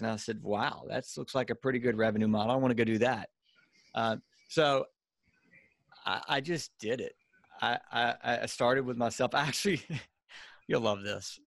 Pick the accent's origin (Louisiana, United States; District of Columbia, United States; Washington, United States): Louisiana, United States; accent: Cajun redneck; now in Birmingham, United States; I'm from Louisiana originally.